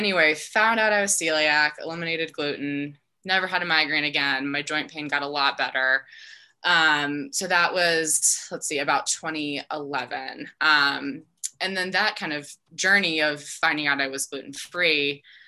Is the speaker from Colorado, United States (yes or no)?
yes; Denver, Colorado, United States; also born or lived in Dallas, Texas; grew up here in Denver